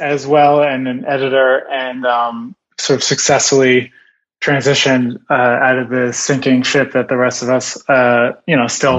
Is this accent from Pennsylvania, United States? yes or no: yes; Philadelphia, Pennsylvania, United States; also born or lived in New York; now in Los Angeles, United States; I grew up in Philadelphia.